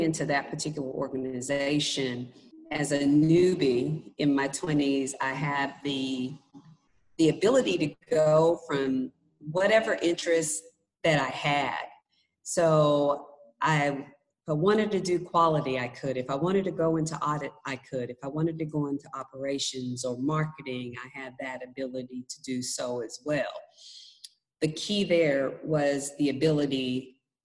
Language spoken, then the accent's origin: English; Fort Smith, Arkansas, United States; moved away as an adult; come back to Fort Smith, my hometown, where I was born and raised, but I left for about 20 years and decided to come back